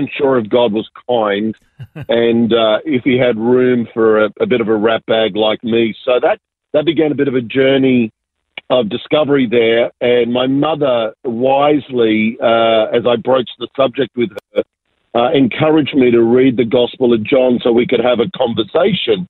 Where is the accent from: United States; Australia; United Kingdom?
Australia; Sydney, New South Wales; also born or lived in Argentina; I was born in Argentina, so I'm South American, but immigrated when I was very young and really grew up in southwest Sydney in a beautiful little suburb called Ingleburn. So that's where I grew up.